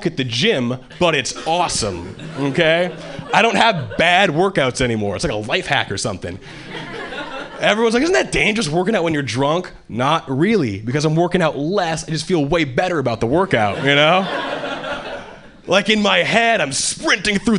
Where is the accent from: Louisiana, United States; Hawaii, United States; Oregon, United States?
Hawaii, United States; moved away as an adult; now in Boston, United States; I was born and raised in Hawaii, and three years ago, I moved to Boston